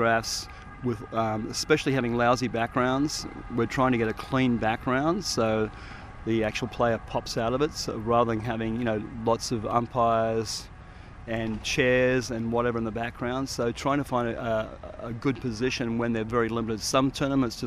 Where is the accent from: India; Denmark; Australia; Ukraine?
Australia; Sydney, New South Wales; moved away as an adult; also born or lived in Aspen, Colorado / Sierra Leone / Guatemala / Central African Republic; I'm from Sydney, Manly Beach in Sydney